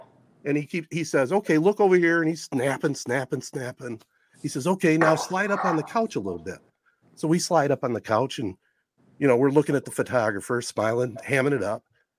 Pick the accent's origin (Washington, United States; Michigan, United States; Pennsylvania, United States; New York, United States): Michigan, United States; between Lansing and Flint; I'm Michigan. You from Detroit? No, mid-Michigan, between Lansing and Flint.